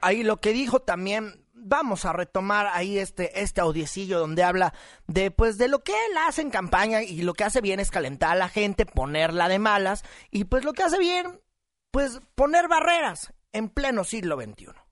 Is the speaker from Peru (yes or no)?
no; Mexico; como mexicanos